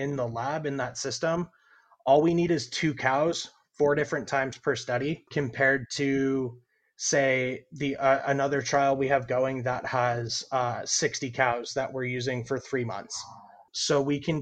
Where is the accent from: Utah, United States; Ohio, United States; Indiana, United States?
Indiana, United States; moved away as an adult; also born or lived in Idaho; now in Florida, United States; I'm originally from Indiana